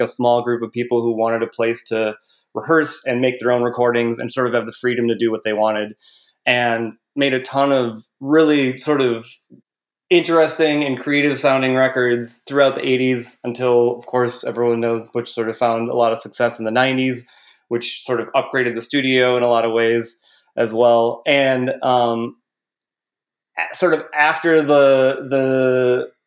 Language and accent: English; Midwest, United States; I grew up in the Midwest